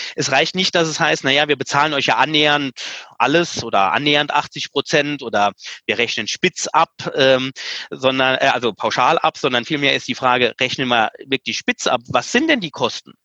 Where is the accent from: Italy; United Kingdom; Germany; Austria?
Germany; Saarland; bei uns im Saarland